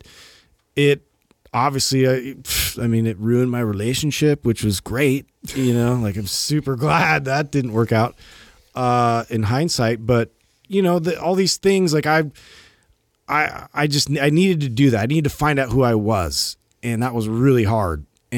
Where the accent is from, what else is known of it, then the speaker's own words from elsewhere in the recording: California, United States; we're like from California and like there's no real weather concerns here.